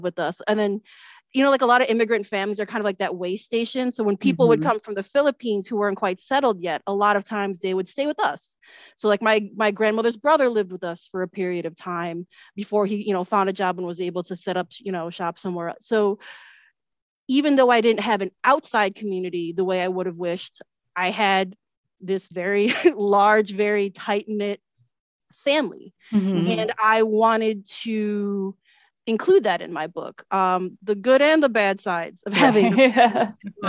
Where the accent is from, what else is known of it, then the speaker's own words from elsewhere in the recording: Chicago, Illinois, United States; a Filipino American born and raised in Chicago